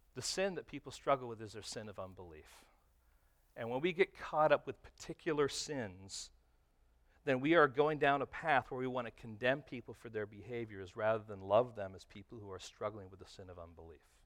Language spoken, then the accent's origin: English; Detroit, Michigan, United States; moved away; I was from Detroit